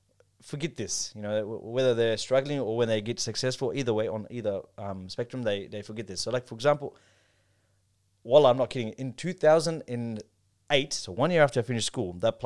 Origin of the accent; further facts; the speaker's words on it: Pakistan; And although I'm not Arab, they just thought I'm Arab because of my looks. And I'm like, I'm from Pakistan.